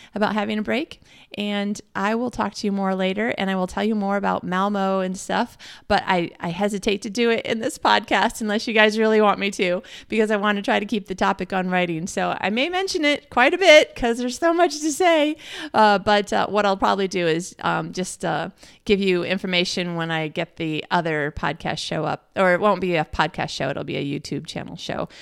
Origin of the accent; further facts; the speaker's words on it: Midwest, United States; moved away as an adult; now in Australia; I'm American and I'm a Midwesterner from America